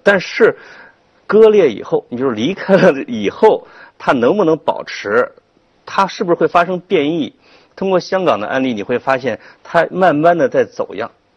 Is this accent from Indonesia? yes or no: no; China; 我们中国人